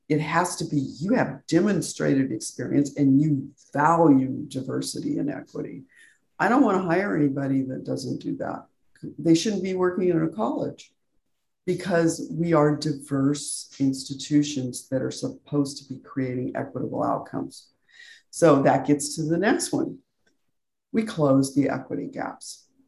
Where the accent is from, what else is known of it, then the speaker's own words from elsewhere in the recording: Albuquerque, New Mexico, United States; now in San Diego, United States; I was born in New Mexico